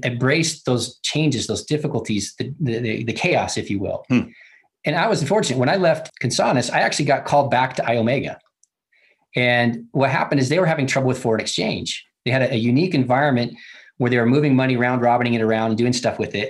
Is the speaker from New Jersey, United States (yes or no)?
no; Utah, United States; I've always loved Utah. I grew up here